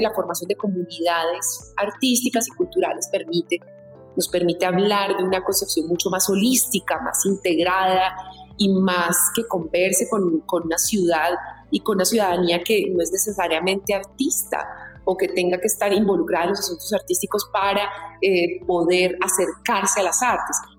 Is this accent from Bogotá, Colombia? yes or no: yes; Bogotá, Colombia